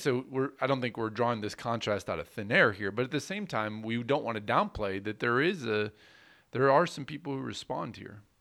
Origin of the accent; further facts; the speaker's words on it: United States; as an American citizen